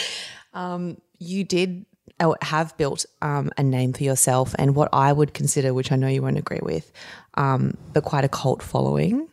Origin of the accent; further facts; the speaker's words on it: Campbelltown, New South Wales, Australia; also born or lived in Narellan / Camden; I grew up earlier in Campbelltown and Bradbury